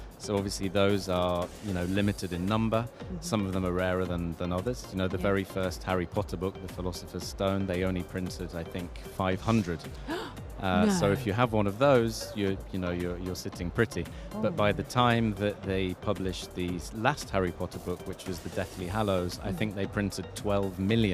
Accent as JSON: {"language": "English", "region": "England", "country": "United Kingdom", "tie": "born or raised there", "said": "I'm English, grew up in England"}